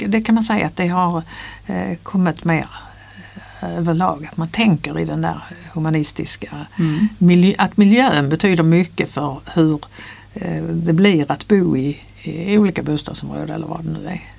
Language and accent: Swedish; near Ringsjön, Skåne, Sweden; moved away as an adult; also born or lived in Lund; now in Stockholm, Sweden; Jag är uppväxt på landet i Skåne, på en gård